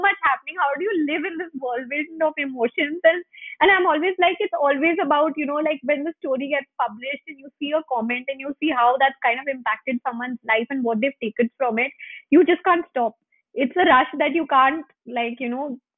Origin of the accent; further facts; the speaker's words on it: Gurgaon, Haryana, India; also born or lived in Delhi; I've been born and brought up in Gurgaon, and, you know, living in Delhi, college in Delhi